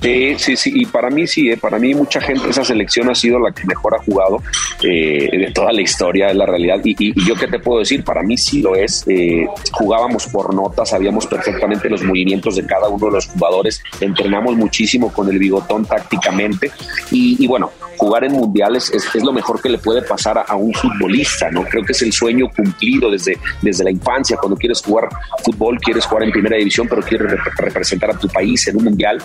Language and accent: Spanish; León, Guanajuato, Mexico; Yo soy de León, empecé como profesional en León, Guanajuato